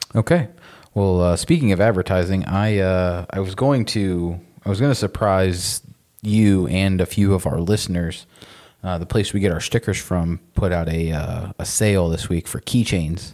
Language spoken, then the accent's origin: English; Florida, United States; we're also from Florida